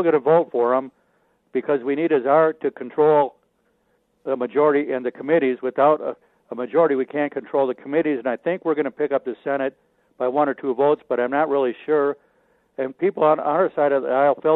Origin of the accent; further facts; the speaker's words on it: Minnesota, United States; moved away; I'm originally from Minnesota